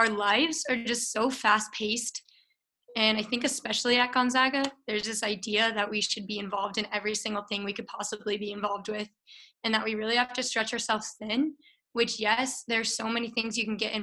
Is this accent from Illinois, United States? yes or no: no; Littleton, Colorado, United States; I'm also from Littleton, Colorado, the most beautiful place in the world